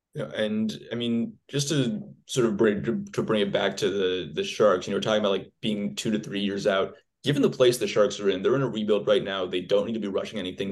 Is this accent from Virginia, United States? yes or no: no; Oakland, California, United States; I'm from Oakland